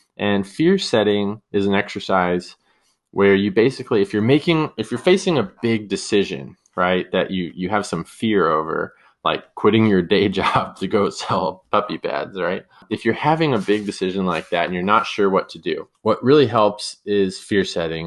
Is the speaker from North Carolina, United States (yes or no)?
no; San Diego, California, United States; also born or lived in San Luis Obispo, California / San Francisco, California; I'm from San Diego, California. Grew up down here, beautiful place to live